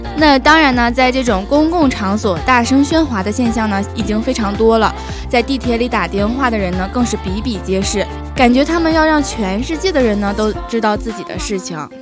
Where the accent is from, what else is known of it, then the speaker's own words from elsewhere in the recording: Northeast China, China; now in Xiamen, China; 作为东北人